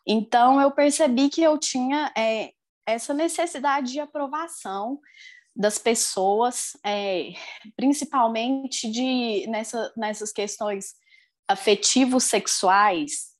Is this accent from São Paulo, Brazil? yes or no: no; Lagoa Formosa, Minas Gerais, Brazil; eu sou de Lagoa Formosa, Minas Gerais